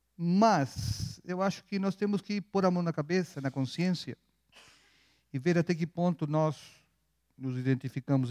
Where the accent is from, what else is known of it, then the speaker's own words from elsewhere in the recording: Chile; now in Brazil; Eu sou chileno, mas aprendi a ser folgado aqui no Brasil